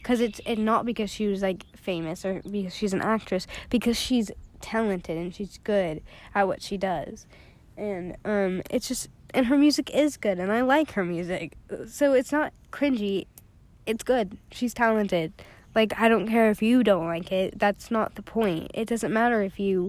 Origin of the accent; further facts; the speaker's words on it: the South, United States; We are unfortunately from the South